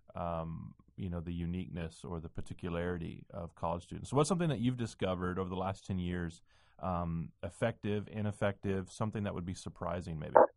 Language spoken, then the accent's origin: English; the South, United States; moved away as an adult; also born or lived in Nashville / New England / Midwest; I grew up in the South